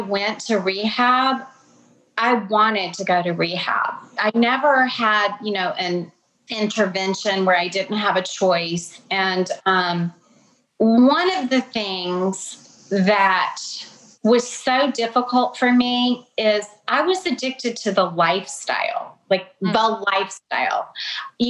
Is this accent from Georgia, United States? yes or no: yes; Atlanta, Georgia, United States; I grew up in Atlanta, but I've got Kentucky roots